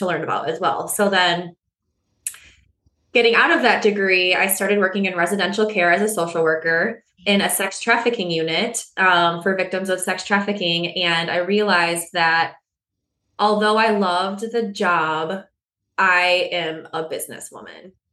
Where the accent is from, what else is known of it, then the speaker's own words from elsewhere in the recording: West Michigan, United States; I grew up in West Michigan, born and raised